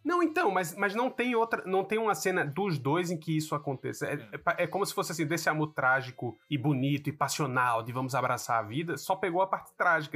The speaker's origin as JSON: {"language": "Portuguese", "country": "Brazil", "tie": "born or raised there", "moved": "yes", "said": "não cresci num Brasil com essa discussão"}